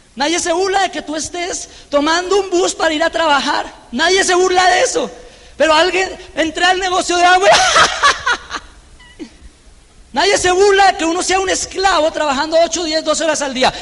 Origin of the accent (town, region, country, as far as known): Colombia; moved away; also born or lived in Birmingham